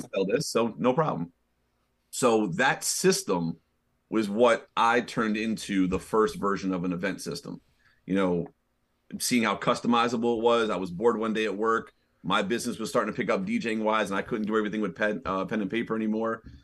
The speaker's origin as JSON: {"language": "English", "town": "New York City", "region": "New York", "country": "United States", "tie": "born or raised there", "moved": "as an adult", "lives_now": "Hudson Valley, United States", "said": "I'm originally born and raised in Manhattan. I was a New York City kid"}